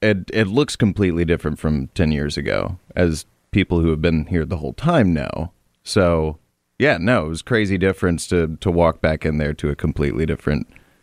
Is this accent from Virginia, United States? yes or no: yes; Virginia, United States; I am from Virginia.